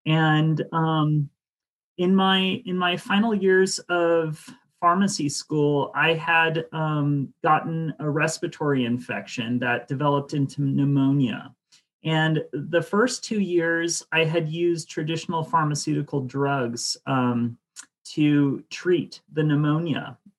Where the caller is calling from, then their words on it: Ashland, Oregon, United States; I'm back at the lab in Ashland, Oregon.